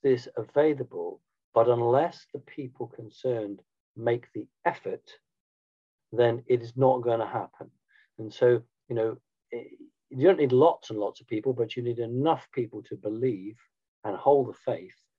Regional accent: United Kingdom; I'm a Brit

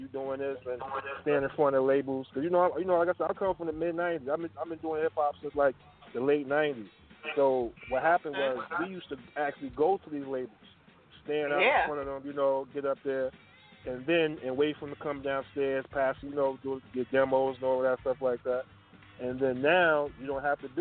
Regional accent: New York City, New York, United States; accent: hood twang; I'm from Brooklyn, New York

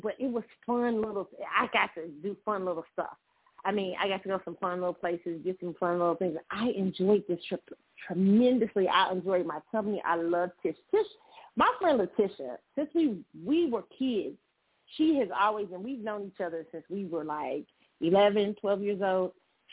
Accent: Missouri, United States; I'm from Missouri. I'm from the Show Me State

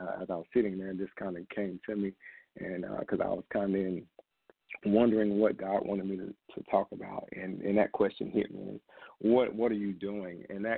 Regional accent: Camden, Arkansas, United States; And for me, coming from Arkansas, small towns in Arkansas, Southwest Arkansas, I was born in Camden, and I was lost for a long time.

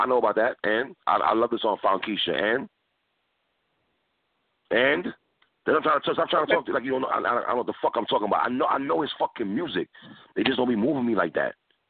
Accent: New York City, New York, United States; I'm from New York City.

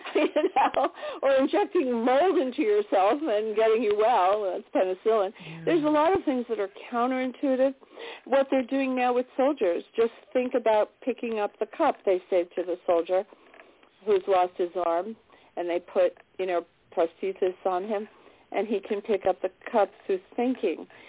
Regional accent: New York City, New York, United States; I was born in New York City, right in Manhattan

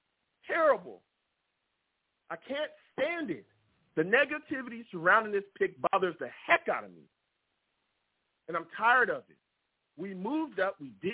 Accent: Long Beach, California, United States; Everybody knows … is not just a name. I'm from Long Beach, California.

